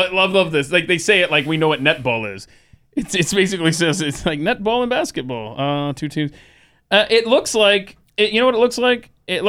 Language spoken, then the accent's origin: English; Georgia, United States; When I was a kid growing up in Georgia